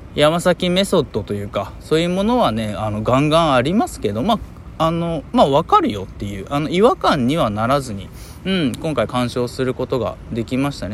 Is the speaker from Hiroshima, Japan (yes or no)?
yes; Hiroshima, Japan; 僕の地元、広島